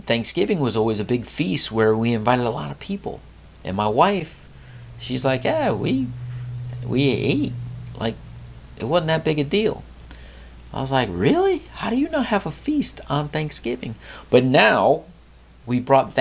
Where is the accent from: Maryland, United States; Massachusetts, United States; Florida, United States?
Florida, United States; South; also born or lived in Connecticut; we moved to South Florida when I was a young lad